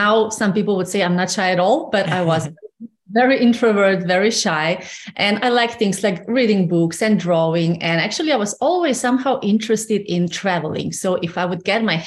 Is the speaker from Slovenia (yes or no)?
yes; Slovenia; moved away as an adult; I grew up in Slovenia, yes. And until I was 26 or so, I lived in Slovenia